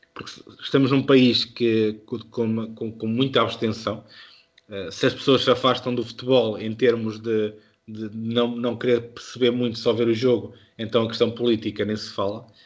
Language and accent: Portuguese; Beira, Centro, Portugal; accent: Beirã; a minha pronúncia beirã